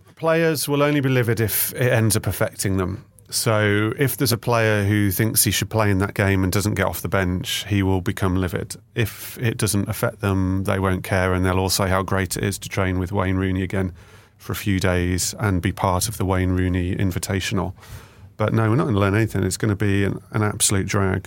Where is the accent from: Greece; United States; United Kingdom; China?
United Kingdom; the Midlands, England; I'm from the Midlands